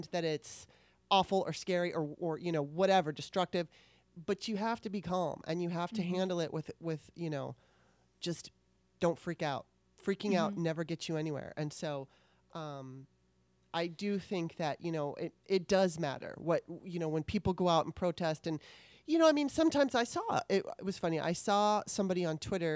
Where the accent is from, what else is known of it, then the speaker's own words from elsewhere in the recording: Southern California, United States; I grew up in Southern California